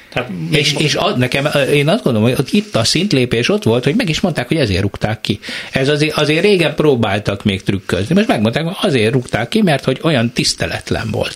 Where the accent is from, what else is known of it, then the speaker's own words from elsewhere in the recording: Eger, Heves, Hungary; én Egerből jövök